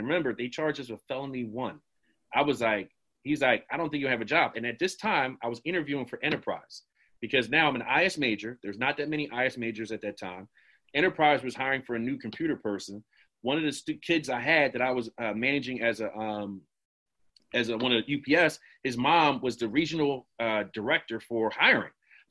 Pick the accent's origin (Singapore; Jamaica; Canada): Jamaica; I said, dog, I'm Jamaican. It started with Jamaicans and Islanders.